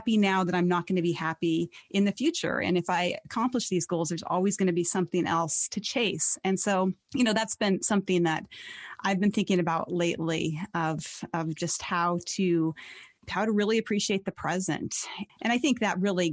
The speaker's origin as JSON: {"language": "English", "region": "Montana", "country": "United States", "tie": "born or raised there", "said": "my home state is Montana."}